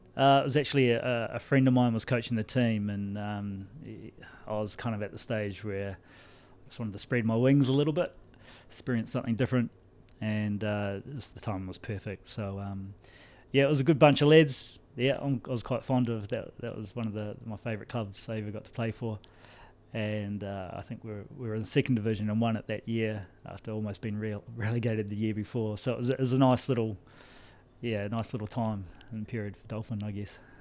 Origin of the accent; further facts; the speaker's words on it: New Zealand; now in Ireland; you'll notice the accent is, is not Cork. Uh, I'm from New Zealand.